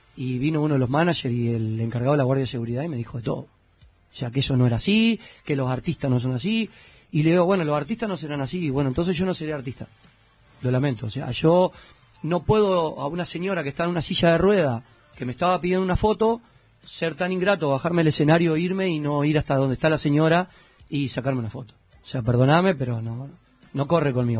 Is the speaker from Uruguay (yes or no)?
yes; Uruguay; moved away as an adult; now in Miami, United States; Yo me fui de Uruguay